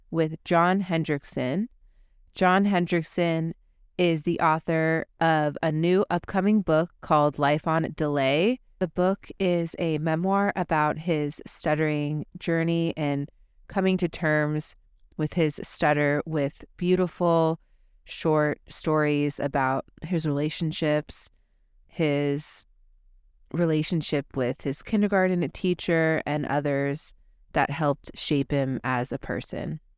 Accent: Burbank, California, United States; I am recording from my hometown, Burbank, California

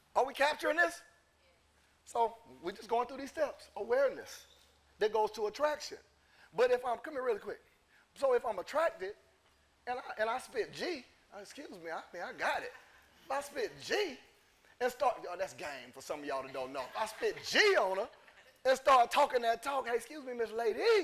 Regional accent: Lynn Haven, Florida, United States; I'm from Florida. Lynn Haven to be exact

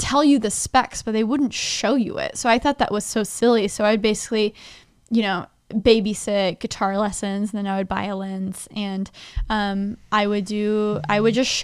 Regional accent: Dallas, Texas, United States; moved away as an adult; also born or lived in Nashville, Tennessee; I grew up in Dallas, Texas, first 20 years of my life

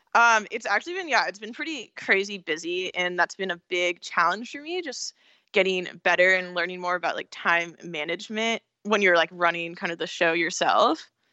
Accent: California, United States; also born or lived in Pennsylvania / San Francisco; I'm from California, so I was kind of, like, the hippie person there

